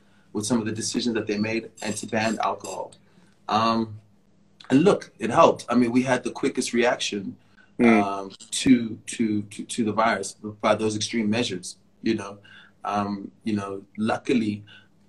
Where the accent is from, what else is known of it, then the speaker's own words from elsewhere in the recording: South Africa; also born or lived in United States; I was born in the States. Born in the States in 85, and I grew up in the 90s when I was a kid in America. Moved to South Africa in 94